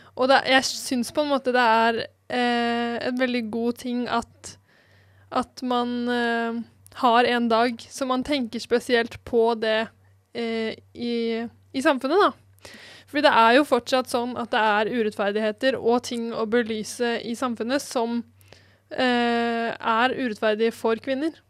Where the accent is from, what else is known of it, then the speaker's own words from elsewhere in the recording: Eastern Norway, Norway; now in Bergen, Norway; Jeg har i hvert fall aldri opplevd å måtte bruke brodder hjemme på Østlandet